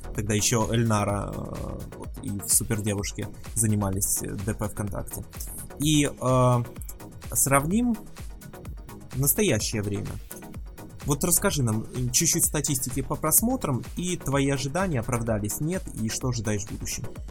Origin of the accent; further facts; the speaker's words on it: Belarus; ты из Беларуси, в общем-то, как и я